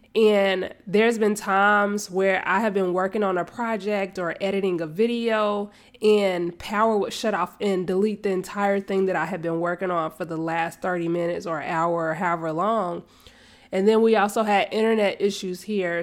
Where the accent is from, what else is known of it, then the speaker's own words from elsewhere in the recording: Charlotte, North Carolina, United States; moved away as an adult; now in Kannapolis, United States; I was born and raised in Charlotte, and now I am in Kannapolis. I'm still in North Carolina